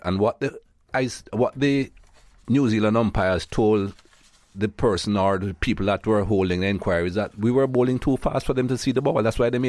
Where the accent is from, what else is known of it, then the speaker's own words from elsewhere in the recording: Jamaica; now in United States; I'm proud Jamaican, of course. Mm. And I still have my Jamaican passport. I live in the US now, but I still travel on my Jamaican passport